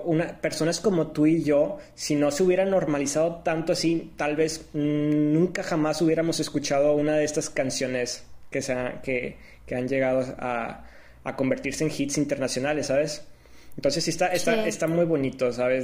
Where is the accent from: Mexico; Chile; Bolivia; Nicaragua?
Mexico; nosotros como siendo mexicanos